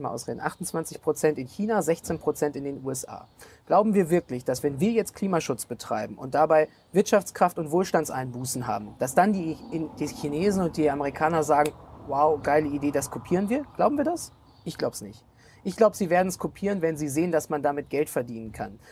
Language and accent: German; Germany; als Deutsche